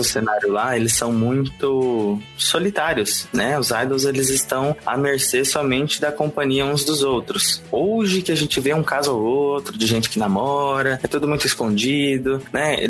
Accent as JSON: {"language": "Portuguese", "town": "Rondonópolis", "region": "Mato Grosso", "country": "Brazil", "lives_now": "Cuiabá, Brazil", "said": "eu sou de Rondonópolis, Mato Grosso, e moro em Cuiabá, Mato Grosso"}